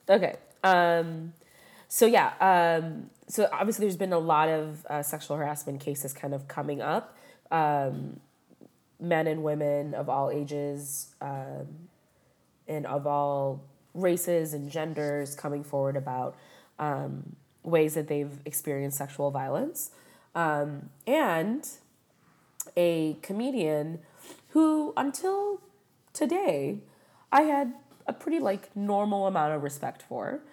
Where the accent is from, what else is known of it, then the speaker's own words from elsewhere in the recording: Skokie, Illinois, United States; I grew up in Skokie, like in high school, mm-hmm. and that was considered the largest village.